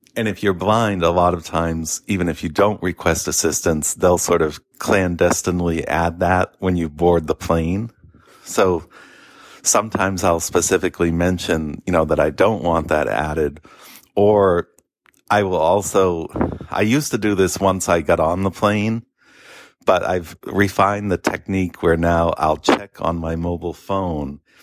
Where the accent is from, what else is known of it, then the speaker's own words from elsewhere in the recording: Boston, Massachusetts, United States; also born or lived in Naples, Florida; I'm obviously a Bostonian